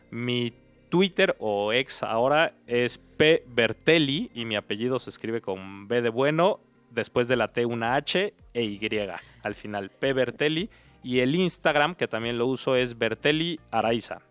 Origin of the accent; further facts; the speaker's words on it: Mexico City, Mexico; crecí en, en, Tepepan, al sur de la Ciudad de ah, México